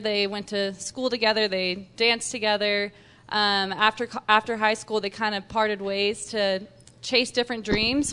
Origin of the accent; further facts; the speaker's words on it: Texas, United States; also born or lived in Utah; now in Salt Lake City, United States; I'm a Texan, and that speaks for itself.